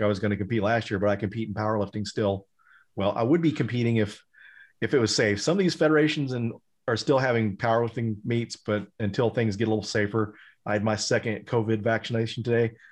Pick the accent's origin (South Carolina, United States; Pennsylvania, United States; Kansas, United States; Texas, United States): Texas, United States; Denton; Denton, Texas, where I was born and raised and grew up